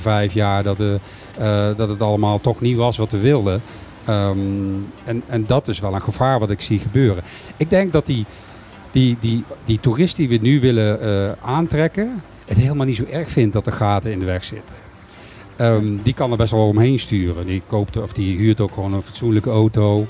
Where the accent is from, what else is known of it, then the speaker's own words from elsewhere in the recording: Caribbean Netherlands; ik ben een bewoner van Bonaire